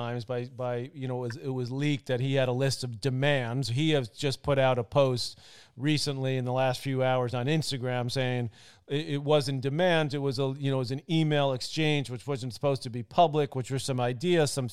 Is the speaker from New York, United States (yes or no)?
yes; New York, United States; I'm from New York